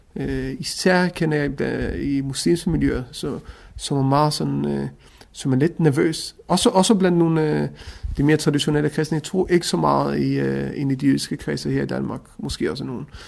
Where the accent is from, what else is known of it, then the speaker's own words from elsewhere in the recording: Israel; now in Denmark; jeg er også et etnisk dansk, selvom jeg er opvokset i Israel, men begge mine forældre er etnisk danskere